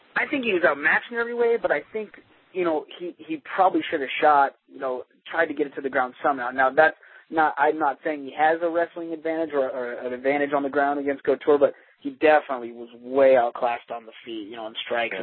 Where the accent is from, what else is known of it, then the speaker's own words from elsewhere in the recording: Denver, Colorado, United States; I'm from Denver